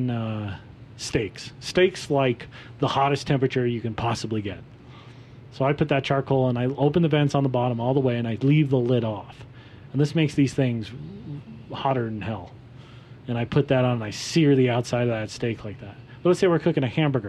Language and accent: English; Wheat Ridge, Colorado, United States; Edwards Meats, which is another purveyor that I grew up next to in Wheat Ridge